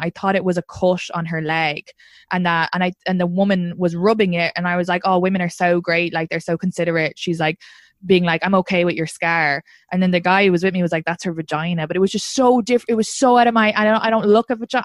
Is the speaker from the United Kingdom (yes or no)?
no; Ireland; now in New York, United States; I'm from Ireland